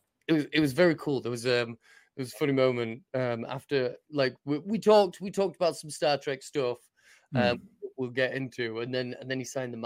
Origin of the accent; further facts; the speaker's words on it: Harrogate, Yorkshire and the Humber, United Kingdom; now in Leeds, United Kingdom; It was in my hometown of Harrogate. It used to be here in Leeds, where I live now.